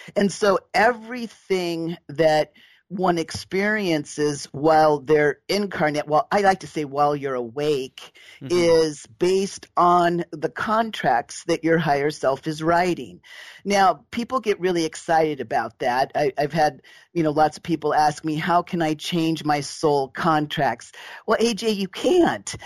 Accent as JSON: {"language": "English", "region": "Southern California", "country": "United States", "tie": "born or raised there", "said": "I was raised in Southern California"}